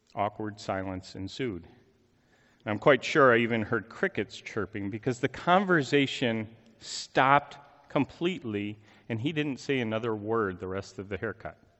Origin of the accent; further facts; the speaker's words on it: Chicago, Illinois, United States; moved away; I'm originally from the Chicago area